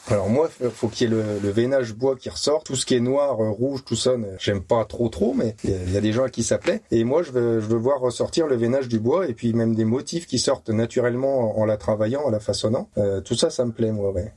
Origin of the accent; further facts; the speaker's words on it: Châlons-en-Champagne, Grand Est, France; je suis né à Chalon-en-Champagne, enfin Chalon-sur-Marne.